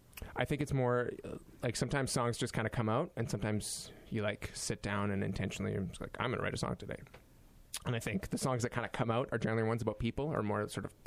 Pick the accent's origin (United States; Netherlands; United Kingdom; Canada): Canada; Winnipeg, Manitoba; growing up in Winnipeg